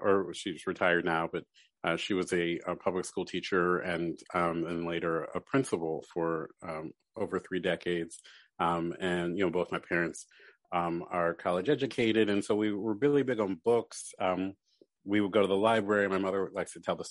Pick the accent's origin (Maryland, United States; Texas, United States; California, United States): Maryland, United States; Baltimore; moved away as an adult; also born or lived in New York; now in Philadelphia, United States; I grew up in Baltimore, then went to school in New York, and then moved back to Baltimore